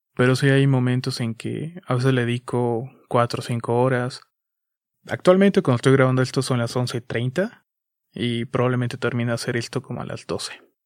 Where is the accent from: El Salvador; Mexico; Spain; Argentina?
Mexico; Chiapas; Soy de México, soy de Chiapas, México